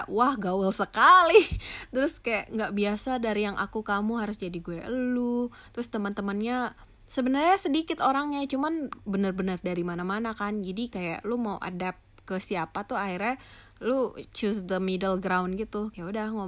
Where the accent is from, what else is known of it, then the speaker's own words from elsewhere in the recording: Aceh, Indonesia; accent: Sumatran; logat gue definitely pasti masih Sumatera sekali terus uh, ya udah mulai ada tuh yang gue tahu yang namanya geng-gengan karena di sebelumnya tuh gue nggak pernah tuh yang ada geng-gengan di Aceh nggak ada geng-gengan